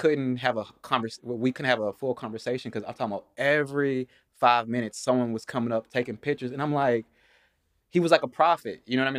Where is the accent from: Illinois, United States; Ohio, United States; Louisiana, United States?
Louisiana, United States; Shreveport; also born or lived in Los Angeles; I'm from Los Angeles. Mm-hmm. I ended up moving to Shreveport, Louisiana when I was younger.